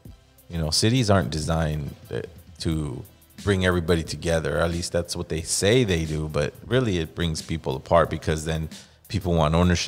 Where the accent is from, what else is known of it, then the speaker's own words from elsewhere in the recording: Los Angeles, California, United States; I grew up in East Los Angeles. It was just our people